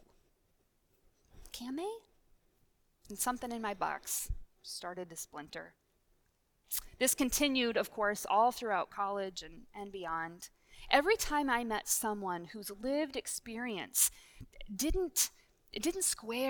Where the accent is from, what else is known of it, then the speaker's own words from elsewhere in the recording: Minnesota, United States; we're from the same state